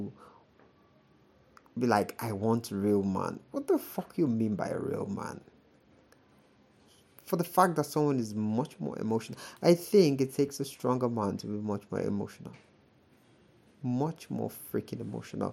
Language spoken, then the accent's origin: English; Nigeria; as a Nigerian